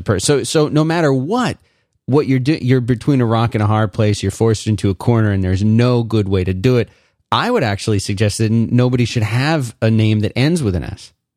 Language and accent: English; Philadelphia, Pennsylvania, United States; born or raised there; moved away as an adult; also born or lived in South Florida / Central Florida / Austin, Texas / Raleigh, North Carolina